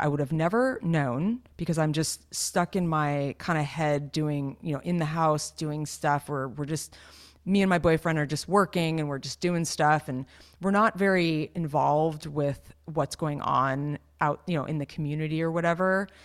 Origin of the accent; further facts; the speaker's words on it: California, United States; the growing up in California thing